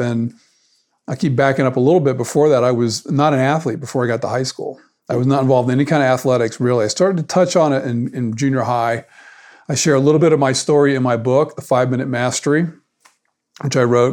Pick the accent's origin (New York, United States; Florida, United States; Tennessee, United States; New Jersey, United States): Florida, United States; South; moved away as an adult; also born or lived in Atlanta, Georgia; I grew up in South Florida